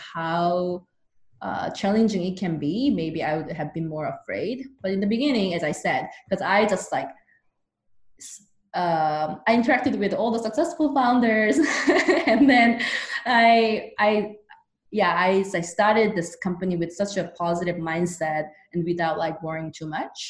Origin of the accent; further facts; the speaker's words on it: South Korea; now in United States; I'm originally from South Korea